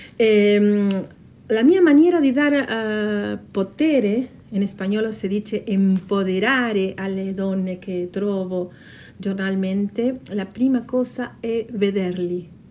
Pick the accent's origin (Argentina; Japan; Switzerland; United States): Argentina; Patagonia; Italian is a second language; moved away as an adult; now in South Tyrol, Italy; sono nata in Patagonia, Argentina. Dal 2001 abito in Subtirol. Nel mio paese d'origine ho studiato lingua e letteratura spagnola